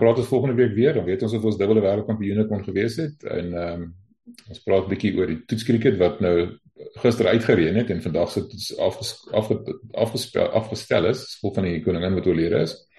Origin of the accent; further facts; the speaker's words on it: South Africa; ons hier as Afrikaners